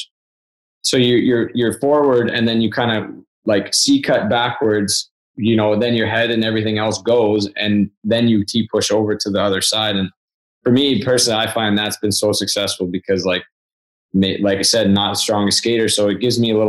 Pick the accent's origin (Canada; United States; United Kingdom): Canada; Prince George, British Columbia; I grew up in Prince George